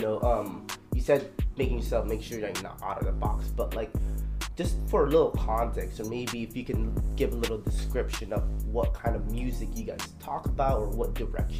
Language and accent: English; Philippines; now in United States; born in the Philippines.